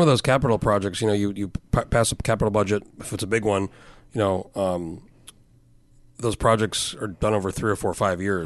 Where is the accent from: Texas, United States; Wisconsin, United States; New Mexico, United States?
New Mexico, United States; moved away; I grew up in New Mexico and kind of predominantly white